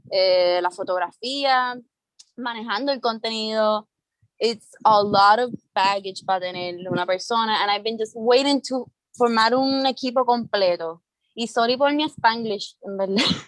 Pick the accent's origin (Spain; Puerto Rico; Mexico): Puerto Rico; San Juan; soy de Río Piedra, eh, padre cubano, madre dominicana